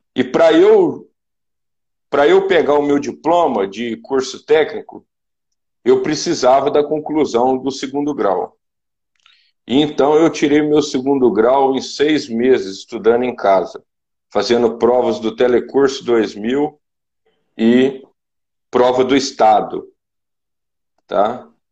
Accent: Zona da Mata, Minas Gerais, Brazil; moved away as an adult; also born or lived in Juiz de Fora / Mato Grosso; Eu sou de Minas Gerais, da região, da zona da Mata Mineira. Eu nasci no, no interior de Minas Gerais

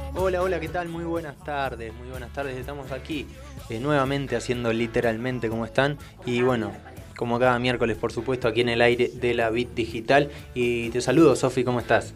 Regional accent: Argentina; todos los argentinos

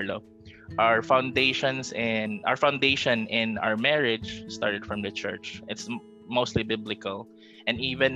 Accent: North Cotabato, Mindanao, Soccsksargen, Philippines; moved away as an adult; also born or lived in Metro Manila / Taguig; now in Laguna, Philippines; I'm from Mindanao, North Cotabato

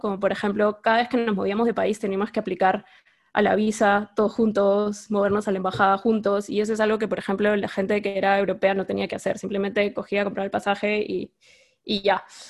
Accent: Lima, Peru; yo también soy limeña

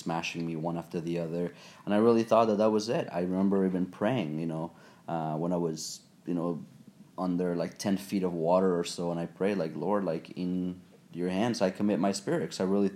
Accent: Mexico; I was born and raised in Mexico

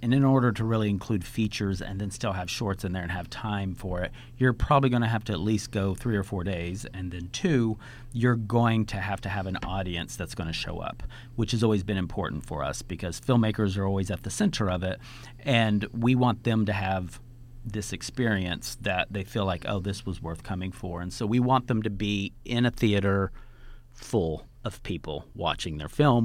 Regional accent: Tonkawa, Oklahoma, United States; now in New York, United States; I live in New York, but I grew up in a small farm town in Oklahoma.

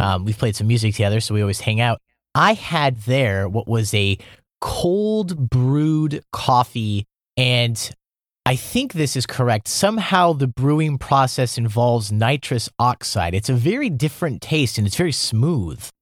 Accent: Iowa, United States; moved away as an adult; now in Seoul, South Korea; I'm from the Midwest. I'm from Iowa, born and raised, you know, small town.

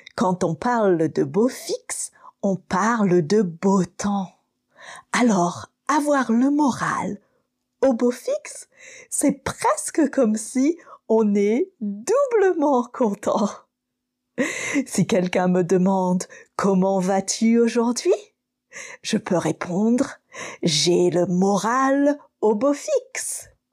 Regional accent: Manila, Metro Manila, Philippines; French is a second language; je viens des Manille aux Philippines

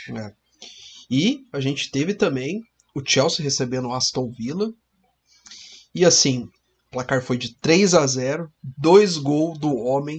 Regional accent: Cambé, Paraná, Brazil; A gente é do Paraná, a gente fala aqui do norte do Paraná, a gente fala da cidade de Cambé, próxima aqui de Londrina

